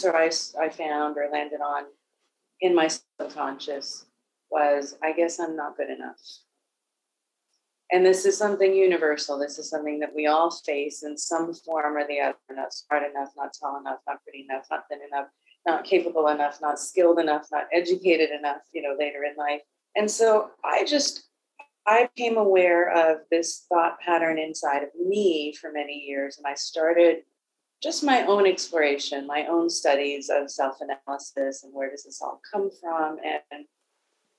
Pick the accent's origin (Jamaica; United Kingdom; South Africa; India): South Africa; I was born in South Africa during apartheid as a person of previously disadvantaged race